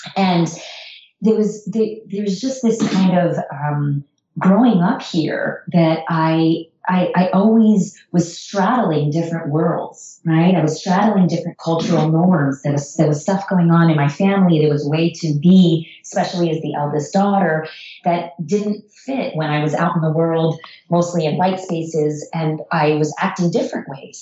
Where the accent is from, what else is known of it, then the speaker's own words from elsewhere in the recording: United States; also born or lived in Iran; I moved to the US and grew up in the US